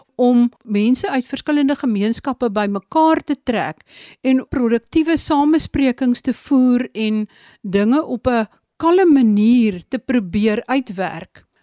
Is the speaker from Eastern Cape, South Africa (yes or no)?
yes; Sundays River Valley, Eastern Cape, South Africa; die vallei waar ek vandaan kom, die Sondagsrivier vallei